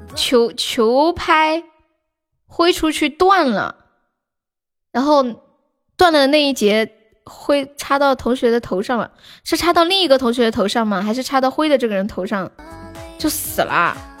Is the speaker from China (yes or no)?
yes; Sichuan, China; 我是四川的